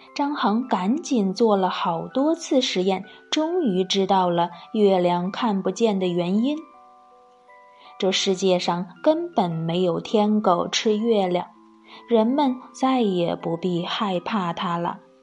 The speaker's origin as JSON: {"language": "Chinese", "country": "China", "said": "作为中国人，是不是很自豪啊"}